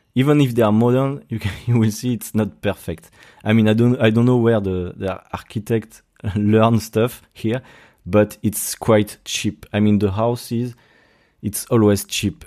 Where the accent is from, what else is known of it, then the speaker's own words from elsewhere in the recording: Brittany, France; accent: French; English is a second language; moved away as an adult; now in Sydney, Australia; because I'm from Brittany in France.